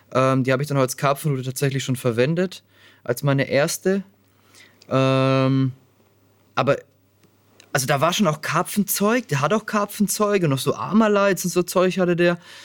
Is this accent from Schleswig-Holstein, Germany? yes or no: no; Nuremberg, Bavaria, Germany; Meine Heimatstadt